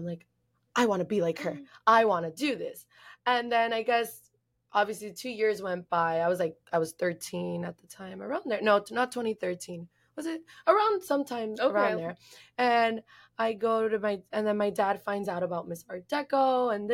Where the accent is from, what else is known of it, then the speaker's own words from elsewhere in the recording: Miami, Florida, United States; growing up in Miami